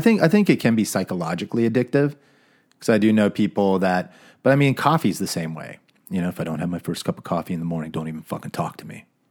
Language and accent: English; Phoenix, Arizona, United States; I grew up in Phoenix